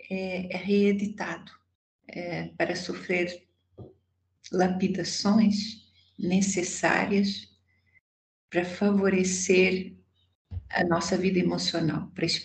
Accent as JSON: {"language": "Portuguese", "country": "Portugal", "accent": "Portuguese", "moved": "yes", "lives_now": "Brazil", "said": "é, eu moro no Brasil há 47 anos, mas ainda mantenho esse sotaque."}